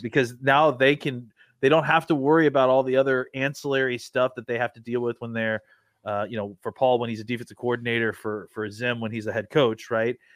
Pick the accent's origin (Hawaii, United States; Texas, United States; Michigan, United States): Texas, United States; I'm from Texas.